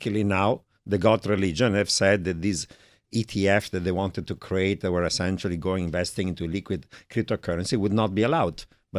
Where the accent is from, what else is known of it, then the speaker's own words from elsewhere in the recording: Italy; accent: Italian; English is a second language; moved away as an adult; now in United States; My Italian accent hasn't changed.